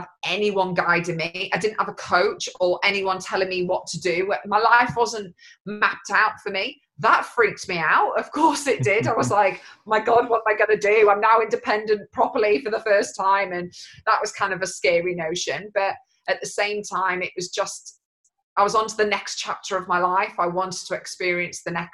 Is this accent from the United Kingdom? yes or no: yes; United Kingdom; even though I'm not Scottish, I still class it as home. It's still the UK to me